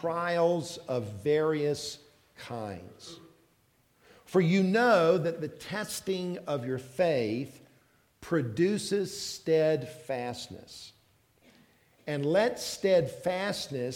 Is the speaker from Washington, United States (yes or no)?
no; South Carolina, United States; moved away; also born or lived in South Georgia; I was raised in South Carolina. So I'm a Southerner